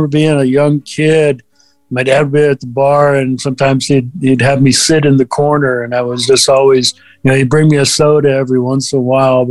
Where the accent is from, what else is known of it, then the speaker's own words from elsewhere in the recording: California, United States; also born or lived in Minnesota; we grew up in Minnesota until I was five, and then we moved out to California